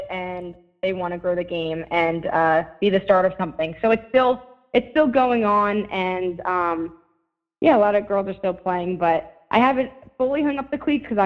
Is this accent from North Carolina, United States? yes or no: no; Toms River, New Jersey, United States; Toms River, my hometown